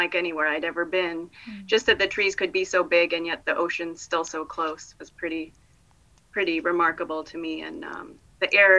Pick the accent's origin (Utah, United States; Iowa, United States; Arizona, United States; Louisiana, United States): Iowa, United States; moved away as an adult; also born or lived in Chicago; in Iowa, it's like Great Plains